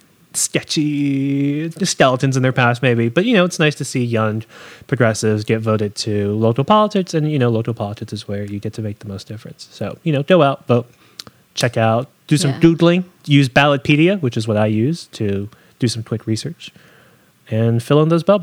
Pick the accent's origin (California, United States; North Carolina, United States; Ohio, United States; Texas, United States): North Carolina, United States; now in New York, United States; I was raised in North Carolina